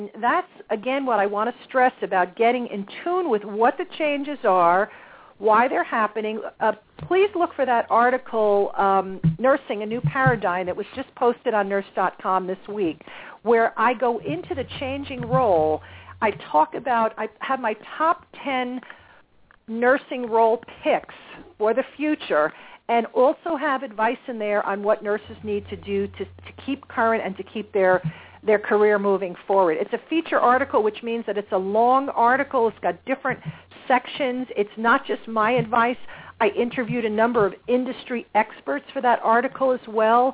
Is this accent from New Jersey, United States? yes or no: yes; New Jersey, United States; my home state of New Jersey